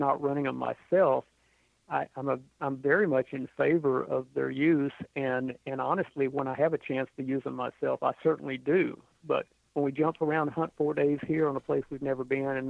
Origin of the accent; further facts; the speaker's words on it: Texas, United States; Texas is my home state